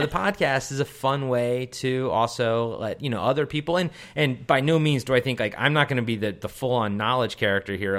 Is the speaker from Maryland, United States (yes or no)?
yes; Baltimore, Maryland, United States; Baltimore, I'm from Baltimore